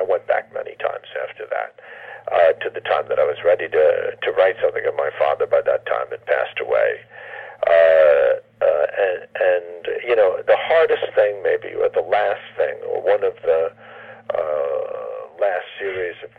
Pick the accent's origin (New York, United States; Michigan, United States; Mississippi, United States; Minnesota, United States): New York, United States; New York City; I grew up in the Bronx